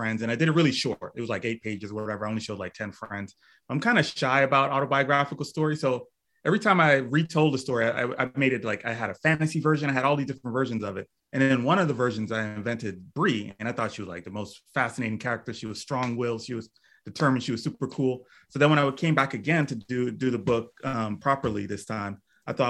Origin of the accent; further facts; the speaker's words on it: Miami, Florida, United States; Grew up in Miami, Florida